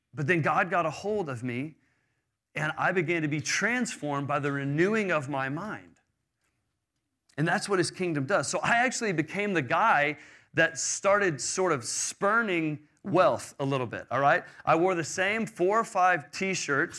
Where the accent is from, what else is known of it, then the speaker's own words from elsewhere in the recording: Houston, Texas, United States; I grew up in Houston in a wealthy, uh, American suburbia